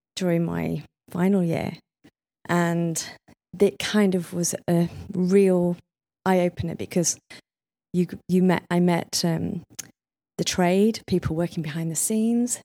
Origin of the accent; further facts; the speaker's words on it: Leeds, Yorkshire and the Humber, United Kingdom; moved away; I came from Leeds